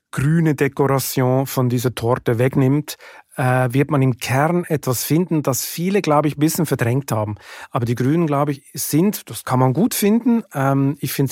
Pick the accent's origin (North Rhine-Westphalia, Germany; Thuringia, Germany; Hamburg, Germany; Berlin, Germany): Hamburg, Germany; born there; German is a second language; ich bin in Hamburg geboren und ich habe eine deutsche Mutter, äh, vier deutsche Verwandte und ich bin mit dem deutschen Spirit aufgewachsen, zumindest im Sommerurlaub bei Oma.